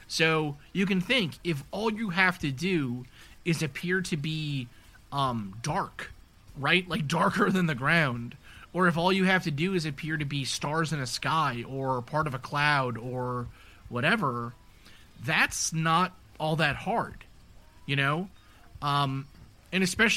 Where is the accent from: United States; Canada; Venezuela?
United States; New York City, New York; I grew up in New York City.